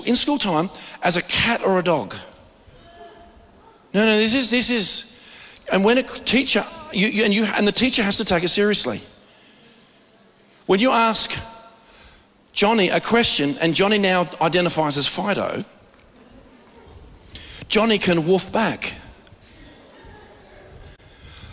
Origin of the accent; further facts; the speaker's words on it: Australia; we as Australian believers